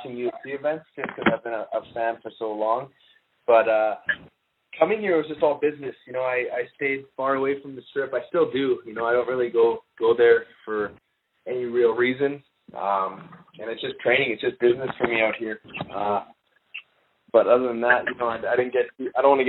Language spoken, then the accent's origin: English; Canada; I'm Canadian